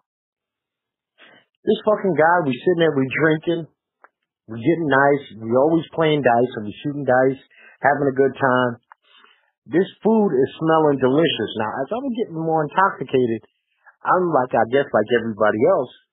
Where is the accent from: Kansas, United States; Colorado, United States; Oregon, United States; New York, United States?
New York, United States; New York City; moved away; we're from New York